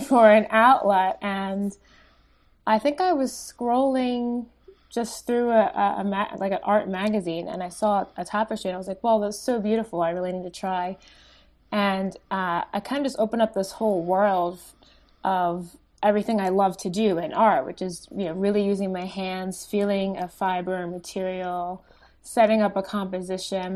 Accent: West Grove, Pennsylvania, United States; also born or lived in Italy / South Philadelphia; I grew up in Pennsylvania, a rural town, um, called West Grove

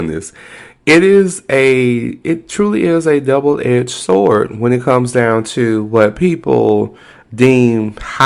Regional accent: Texas, United States; I'm very Texan

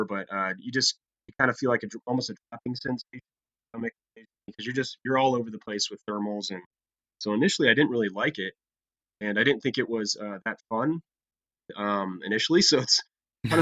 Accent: Ohio, United States; I grew up in Ohio.

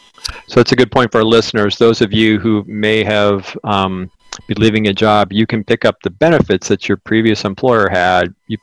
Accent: Arizona, United States; from Arizona.

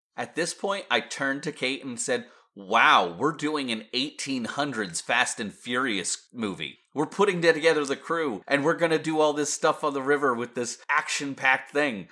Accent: Pennsylvania, United States; I come from Pennsylvania

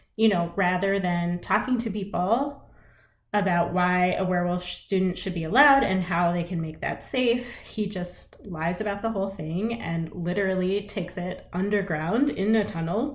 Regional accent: United States; as an Indian American person

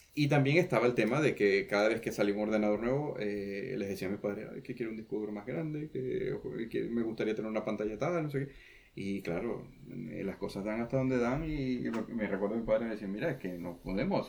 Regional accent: Venezuela; accent: Venezuelan; moved away as an adult; now in Santa Cruz de Tenerife, Spain; en realidad soy venezolano

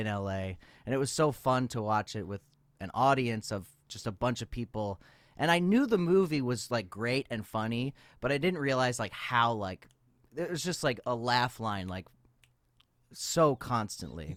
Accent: United States; as an American in Europe

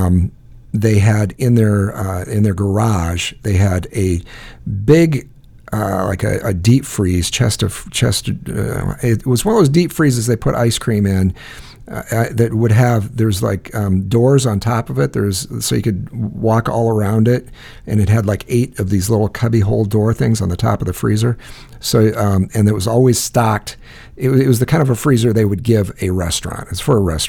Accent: Le Mars, Iowa, United States; moved away; I went to school in a little town called Lemars, Iowa

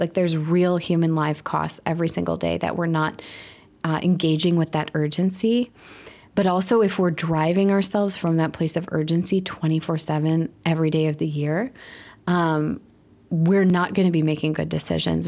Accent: Milwaukee, Wisconsin, United States; also born or lived in Chicago; I'm from Milwaukee

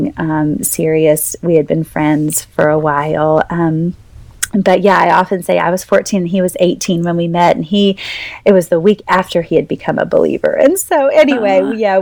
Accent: North Carolina, United States; born or raised there; moved away as an adult; also born or lived in Boca Raton, Florida, United States; now in New Orleans, United States

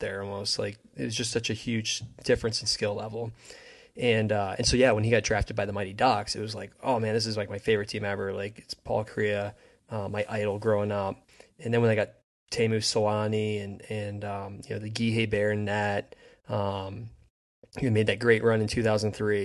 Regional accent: New Jersey, United States; I grew up in New Jersey

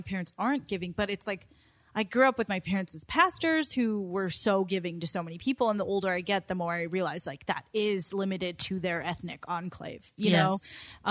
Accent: Walnut, California, United States; also born or lived in Santa Monica, California / San Gabriel, California / Irvine, California; I'm born in Santa Monica, California, grew up in San Gabriel, was raised in Walnut, went to school in Irvine. I've been in Southern California my entire life

